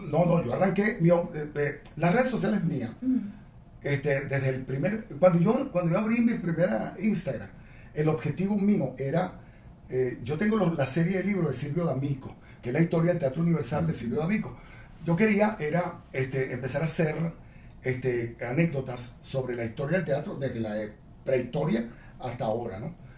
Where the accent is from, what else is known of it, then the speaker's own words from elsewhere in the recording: Venezuela; yo lo que soy es un venezolano angustiado